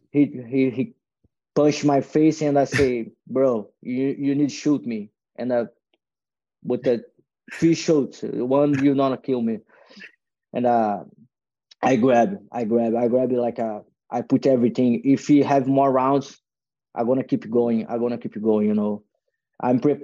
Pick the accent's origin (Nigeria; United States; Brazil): Brazil; Copacabana, north of Rio, Rio de Janeiro; English is a second language; moved away; I moved to like a uh, North Rio, is a small city with a thirty thousand people